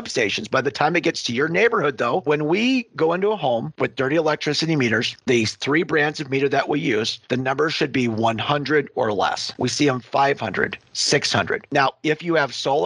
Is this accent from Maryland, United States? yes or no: no; Western Montana, United States; I grew up in a solar manufacturing family. Growing up in Western Montana, we had a solar panel manufacturing facility.